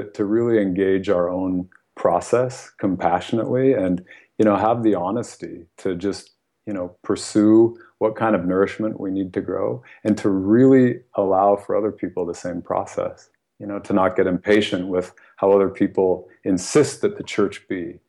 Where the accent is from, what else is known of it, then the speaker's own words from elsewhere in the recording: United States; first language English; I was born in the United States.